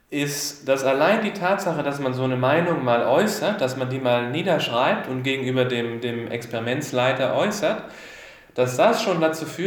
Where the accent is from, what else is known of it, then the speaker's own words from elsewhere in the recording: Swabia, Germany; Ich bin ja auch Schwabe und da passt das alles ganz gut an.